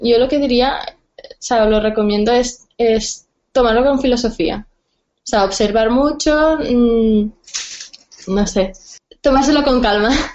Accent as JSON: {"language": "Spanish", "town": "Barcelona", "region": "Catalonia", "country": "Spain", "said": "soy de Barcelona"}